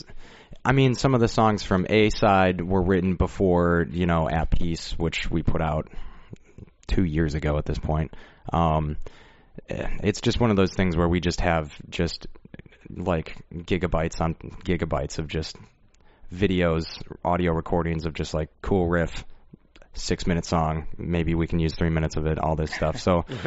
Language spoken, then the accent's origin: English; Rockford, Illinois, United States; born or raised there